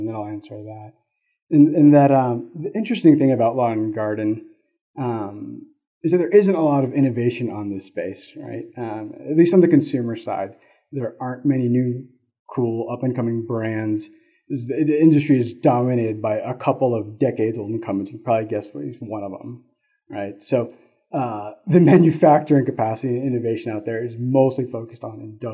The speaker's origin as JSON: {"language": "English", "region": "Florida", "country": "United States", "moved": "as an adult", "lives_now": "Colorado, United States", "said": "I come from Florida. We don't have to water much there because it's constantly raining"}